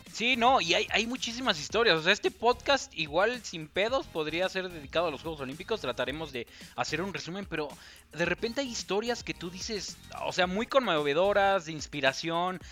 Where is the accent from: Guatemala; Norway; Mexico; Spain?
Mexico; yo soy mexicano